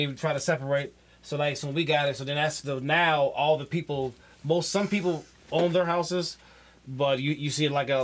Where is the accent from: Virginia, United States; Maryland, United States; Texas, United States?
Maryland, United States; Baltimore County; also born or lived in Florida; I grew up around here, like in the county.